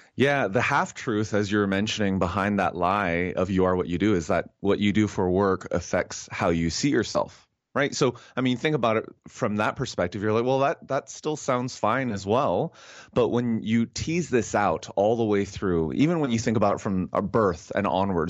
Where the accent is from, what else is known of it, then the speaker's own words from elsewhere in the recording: Canada; as a Canadian